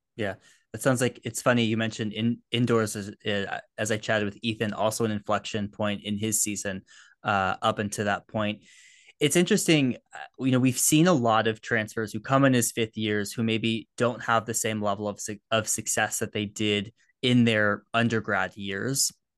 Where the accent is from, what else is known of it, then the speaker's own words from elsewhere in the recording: United States; I'm an American. I've grown up around the college system